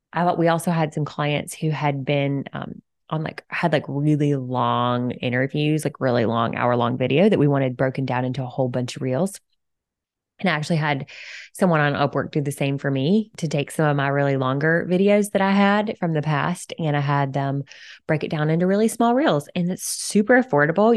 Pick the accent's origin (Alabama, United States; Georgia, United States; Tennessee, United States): Alabama, United States; moved away as an adult; also born or lived in Florida / San Diego; now in Cincinnati, United States; I was born and raised in Alabama